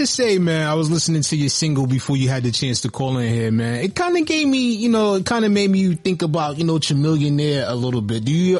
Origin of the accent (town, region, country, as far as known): Texas, United States; born or raised there